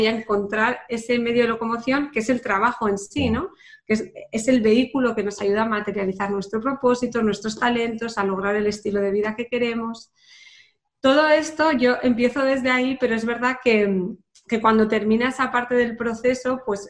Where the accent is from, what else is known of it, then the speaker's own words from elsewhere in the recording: Pamplona, Navarre, Spain; moved away as an adult; also born or lived in London; yo que soy de Pamplona